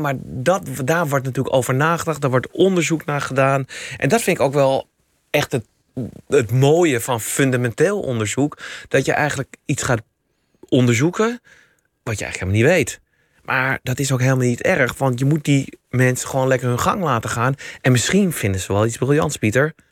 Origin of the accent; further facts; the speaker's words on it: Amsterdam, North Holland, Netherlands; Eh, ik ben Amsterdammer. Ik ben heel trots dat ik Amsterdammer ben